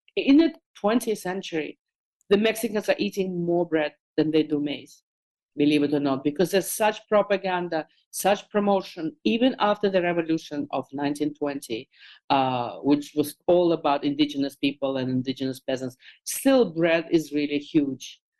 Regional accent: Moscow, Russia; moved away; as a kid growing up in Moscow

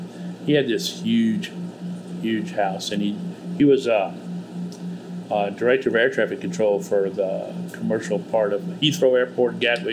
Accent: Mississippi, United States; moved away; also born or lived in London, United Kingdom; I was born in Mississippi

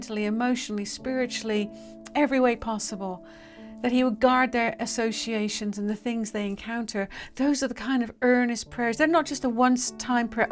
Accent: United Kingdom; I'm British

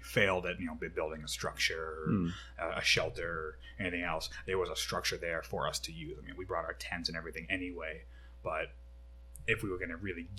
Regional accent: Ireland; I can compare it to Irish whiskey, because, I mean, me being Irish, and people get a lot of hate for that, but Irish have sensitive palates.

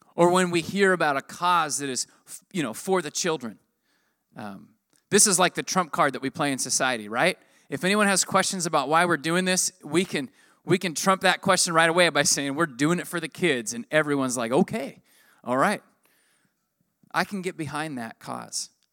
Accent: United States; I'm American

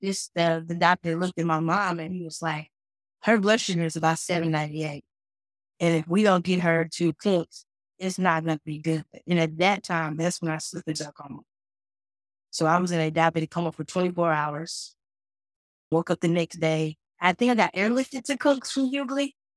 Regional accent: Fort Worth, Texas, United States; also born or lived in Dallas, Texas; I was born in Parkland Memorial, but then by the time I was at one or two, I was already adopted out Fort Worth

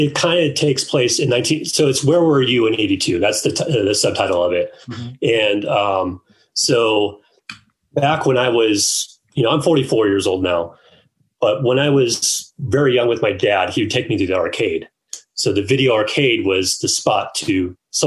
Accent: Orange County, Southern California, United States; I grew up in Southern California in Orange County. So that's like 30 minutes south of like Anaheim or LA.

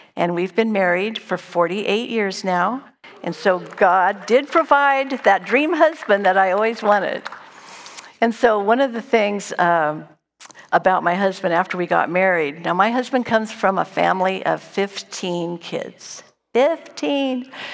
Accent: Dunsmuir, California, United States; I was born and raised in Dunsmuir, a small little town in Northern California

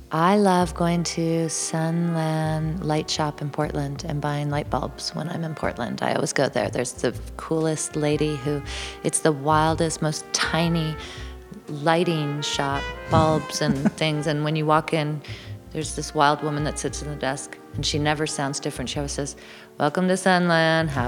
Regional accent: Toronto, Ontario, Canada; moved away as an adult; now in near London, Ontario, Canada; I was born in Toronto and raised yeah. in Toronto

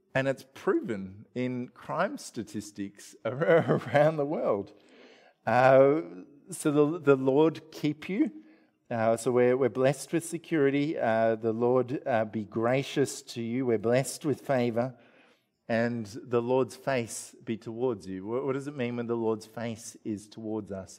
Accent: Australia; we're typical Australian family

